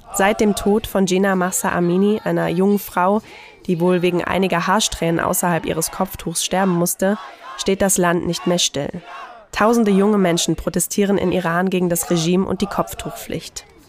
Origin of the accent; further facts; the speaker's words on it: Germany; bei uns in Deutschland